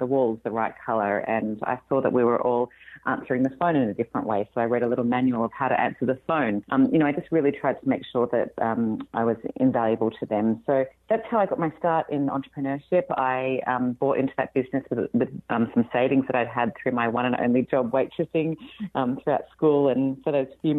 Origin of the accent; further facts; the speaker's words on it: Australia; moved away as an adult; now in California, United States; you can probably tell from my accent that I'm not from here. I'm Australian originally and moved to California 5 years ago now.